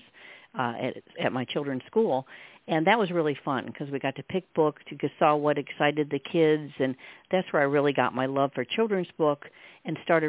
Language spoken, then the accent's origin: English; Michigan, United States; moved away as an adult; also born or lived in Virginia; now in Virginia Beach, United States; I was born in Michigan. I'm a Michigan girl, Midwest, and lived there till Gil and I, as I said, came down here